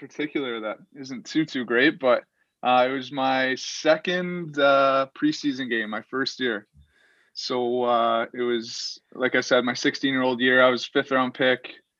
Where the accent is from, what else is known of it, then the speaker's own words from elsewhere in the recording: Sault Ste. Marie, Ontario, Canada; I was obviously from Sault Ste. Marie